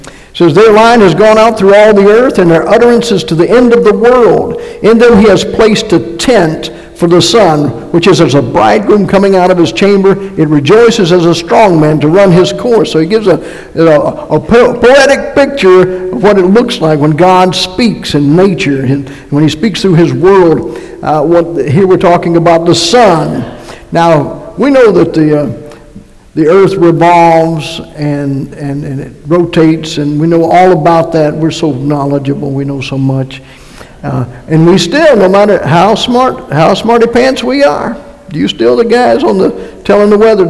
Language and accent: English; North Carolina, United States; moved away; also born or lived in Massachusetts; And by the way, I am from North Carolina and went to Massachusetts, so that's where I got my accent, in case somebody is wondering.